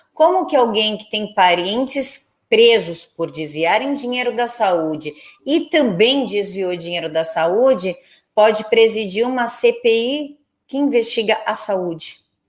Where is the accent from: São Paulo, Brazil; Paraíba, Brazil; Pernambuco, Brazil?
São Paulo, Brazil; eu sou de São Paulo